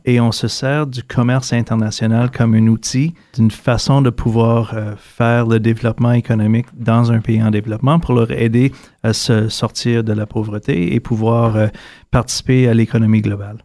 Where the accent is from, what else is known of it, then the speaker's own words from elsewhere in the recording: Ottawa, Ontario, Canada; also born or lived in Toronto; revenir chez moi à Ottawa